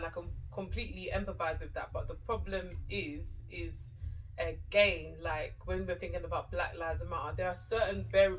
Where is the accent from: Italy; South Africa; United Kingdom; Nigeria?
Nigeria; I'm Nigerian